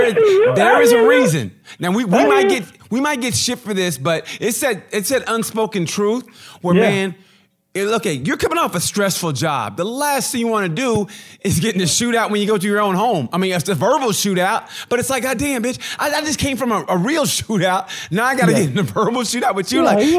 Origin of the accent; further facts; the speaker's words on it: Oklahoma, United States; in my, you know, I grew up in a small town, Oklahoma.